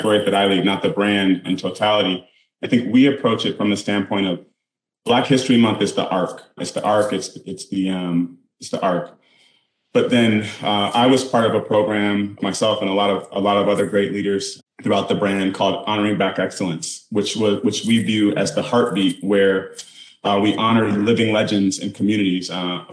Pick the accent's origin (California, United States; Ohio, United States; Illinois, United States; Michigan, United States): Michigan, United States; Detroit; I grew up in the suburbs of Detroit